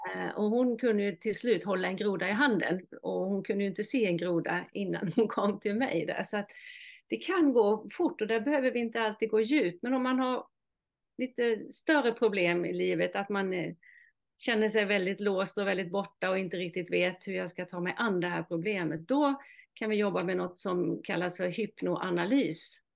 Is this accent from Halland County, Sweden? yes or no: yes; Halland County, Sweden; accent: mix of Halland and Småland dialect; also born or lived in Oskarshamn, Småland; now in Norrtälje, Sweden; min start är ju att jag är född i Halland, vilket eh, förklarar min eh, dialekt lite grann. Och sen har jag bott i Småland, i Oskarshamn, i 25 år, så jag har en blandning av halländska och småländska